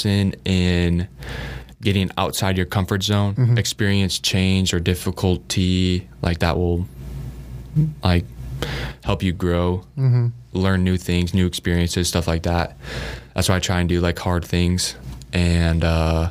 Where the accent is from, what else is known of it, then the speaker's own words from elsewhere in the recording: Tinley Park, Illinois, United States; moved away as an adult; now in Lincoln, United States; I love my hometown, Tinley Park